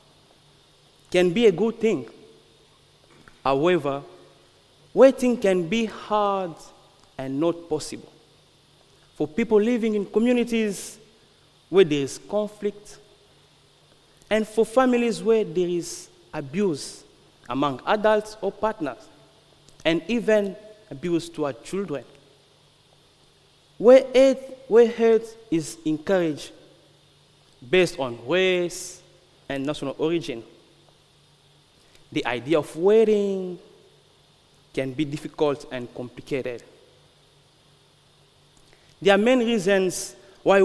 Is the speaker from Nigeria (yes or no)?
no; Republic of the Congo; moved away; I'm from the Congo. I'm from the Republic of Congo